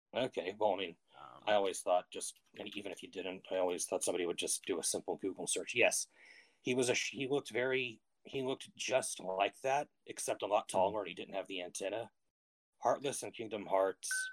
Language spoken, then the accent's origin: English; Austin, Texas, United States; I'm from the Austin area, Texas